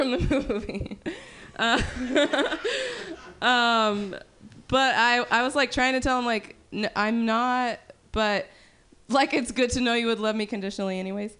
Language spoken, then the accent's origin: English; Sacramento Valley, California, United States; I'm from the Sacramento Valley